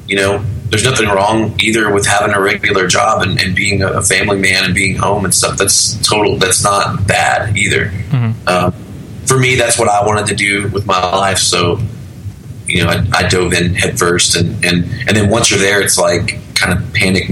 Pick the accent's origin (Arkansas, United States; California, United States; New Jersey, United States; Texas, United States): Arkansas, United States; also born or lived in Oklahoma City / North Carolina; Mostly Arkansas. {S3} Okay. {S2} I was born in Oklahoma City. My family moved around a lot, so we lived all around in that area.